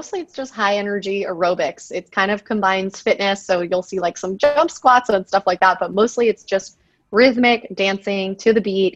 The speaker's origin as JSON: {"language": "English", "town": "Miami", "region": "Florida", "country": "United States", "moved": "as an adult", "said": "I'm originally from Miami"}